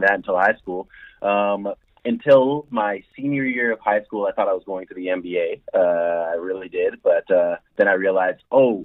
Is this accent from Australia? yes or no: no; Toronto, Ontario, Canada; I'm from Toronto, born and raised.